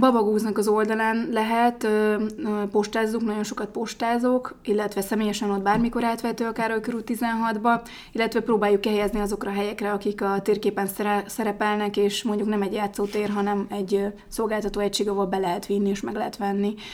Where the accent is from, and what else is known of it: Budapest, Hungary